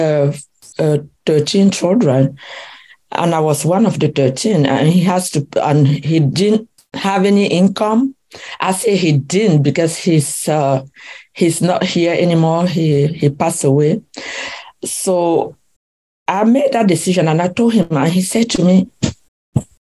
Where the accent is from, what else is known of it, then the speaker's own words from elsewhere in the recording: West, Cameroon; moved away as an adult; now in United States; I was born in Cameroon, in the village of called Bankonji, in the west part of Cameroon. And I grew up in Cameroon, and in 1991 I moved to the US with my family